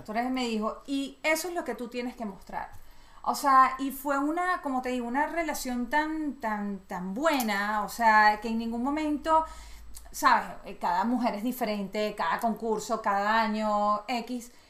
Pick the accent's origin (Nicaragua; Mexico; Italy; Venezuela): Venezuela; Yo soy totalmente venezolana